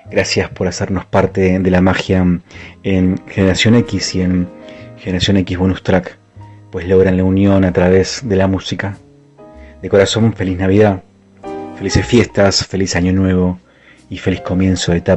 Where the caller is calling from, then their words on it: Argentina; Buenas noches a todos … desde Argentina.